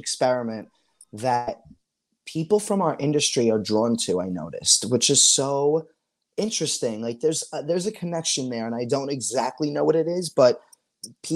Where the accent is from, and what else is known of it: New York City, New York, United States; accent: Staten Island